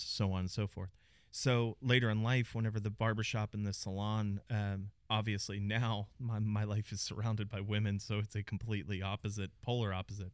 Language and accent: English; Pittsburgh, Pennsylvania, United States; moved away as an adult; also born or lived in New York; now in Dallas, United States; born and raised in Pittsburgh, Pennsylvania.